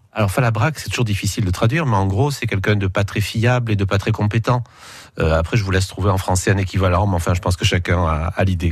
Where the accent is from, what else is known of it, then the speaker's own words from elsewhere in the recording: Nice, Provence-Alpes-Côte d'Azur, France; quand on est niçois comme comme je le suis